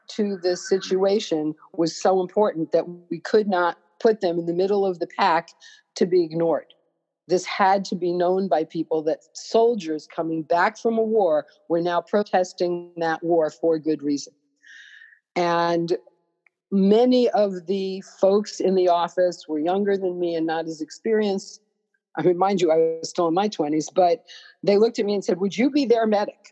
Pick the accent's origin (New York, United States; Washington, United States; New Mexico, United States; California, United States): New York, United States; I'm a New Yorker